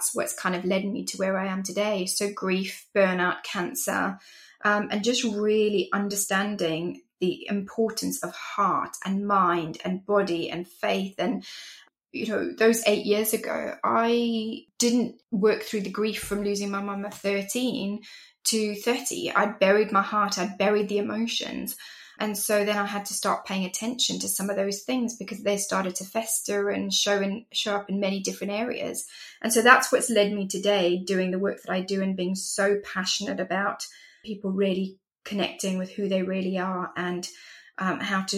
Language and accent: English; Zimbabwe; moved away as an adult; also born or lived in England; now in United Kingdom; I am from Zimbabwe originally, from Africa, and I'm Greek also. And that's where I grew up